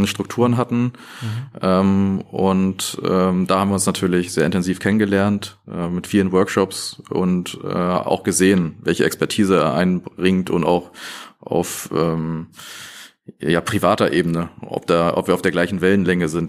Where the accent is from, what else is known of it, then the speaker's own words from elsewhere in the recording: Northern Germany, Germany; also born or lived in Aachen; Also ich bin im Norden groß geworden